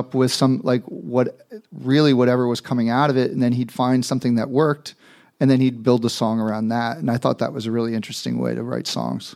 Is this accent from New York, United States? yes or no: yes; New York, United States; also a New Yorker